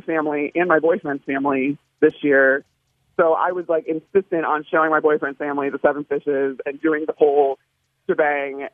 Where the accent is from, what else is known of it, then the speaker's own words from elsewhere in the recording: Elmhurst, Illinois, United States; also born or lived in Chicago; I grew up in the western suburbs, um, and then I lived various places within the city.